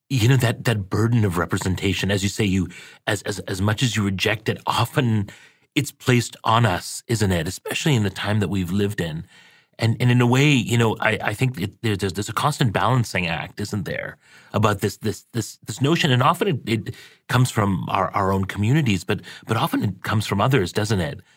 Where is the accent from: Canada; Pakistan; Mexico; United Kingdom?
Pakistan; Karachi, Sindh; moved away; I'm originally from Pakistan. I was born and raised in Karachi.